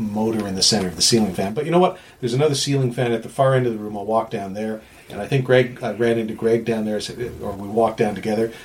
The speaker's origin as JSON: {"language": "English", "country": "Canada", "said": "I was being Canadian."}